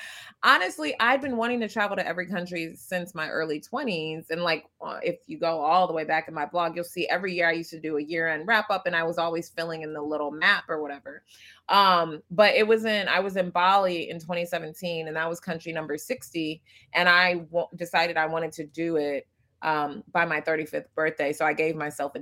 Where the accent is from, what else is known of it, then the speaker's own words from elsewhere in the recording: Detroit, Michigan, United States; moved away as an adult; also born or lived in Japan; I am an American-born Ugandan, as I say. I was born in Detroit